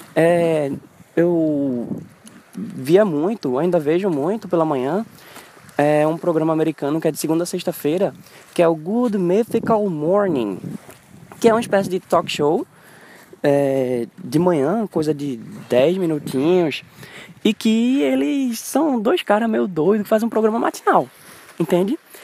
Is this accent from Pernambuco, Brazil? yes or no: yes; Pernambuco, Brazil